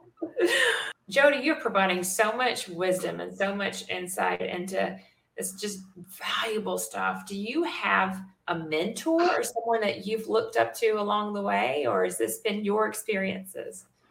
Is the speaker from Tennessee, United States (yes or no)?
yes; Memphis, Tennessee, United States; moved away; I'm from Memphis